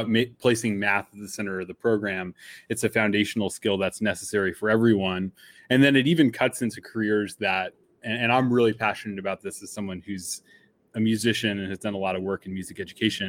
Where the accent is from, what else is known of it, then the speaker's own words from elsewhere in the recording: New York City, New York, United States; I grew up around New York City as a Yankees fan as a kid